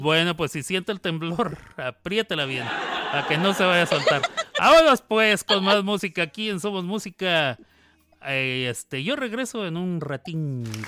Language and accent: Spanish; Mexico; El voceo es equivale a lo que para mí como mexicano es tú